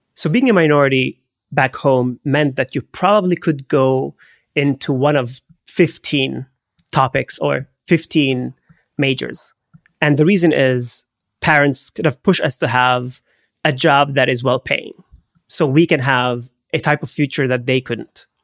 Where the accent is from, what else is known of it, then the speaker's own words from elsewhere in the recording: Haifa, Haifa District, Israel; moved away; I grew up in Haifa. It's the third largest city in Israel